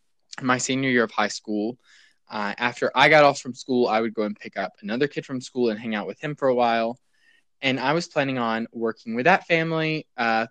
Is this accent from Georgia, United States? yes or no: yes; Rome, Georgia, United States; moved away as an adult; now in Seville, Spain; originally I'm from a small town in North Georgia called Rome.